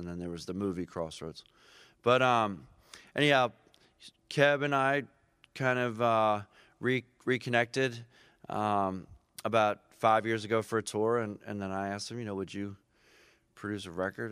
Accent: Philadelphia, Pennsylvania, United States; moved away; also born or lived in Boston; I grew up on Second and Pine, so right down by, uh, South Street

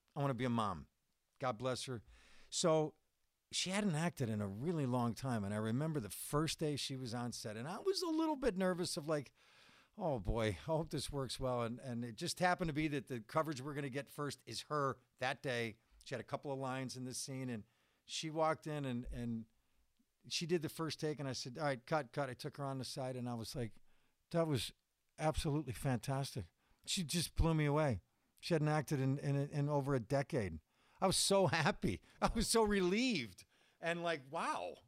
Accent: Buffalo, New York, United States; born or raised there; moved away

